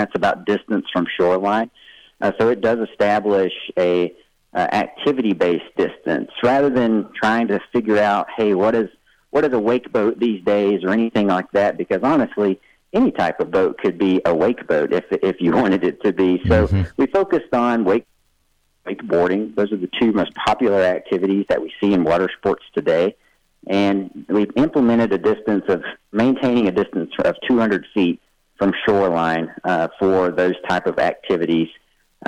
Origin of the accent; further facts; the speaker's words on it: Tennessee, United States; Tennessee is my home state, lifelong Tennessee. I'm born and raised there right on Del Hollow Lake